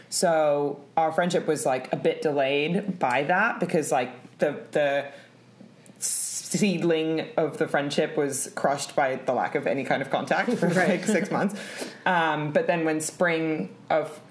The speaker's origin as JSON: {"language": "English", "region": "London", "country": "United Kingdom", "tie": "born or raised there", "also_born_or_lived": "California", "said": "I'm 28 years old, born in London, and currently live in London."}